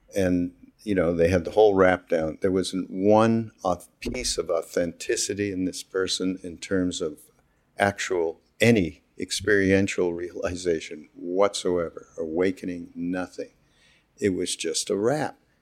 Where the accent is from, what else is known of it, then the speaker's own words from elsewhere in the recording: Montreal, Quebec, Canada; I'm from Montreal, as you know, from Quebec.